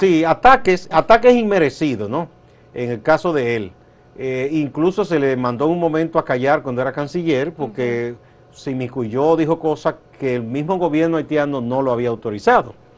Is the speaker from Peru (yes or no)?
no; Dominican Republic